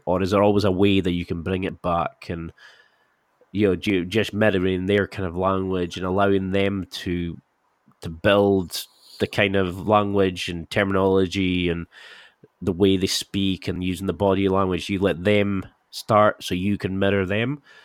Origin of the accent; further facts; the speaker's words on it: Scotland, United Kingdom; I'm Scottish.